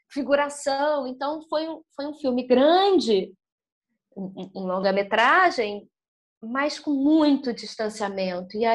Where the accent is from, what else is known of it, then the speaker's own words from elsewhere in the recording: Brazil; Somos brasileiros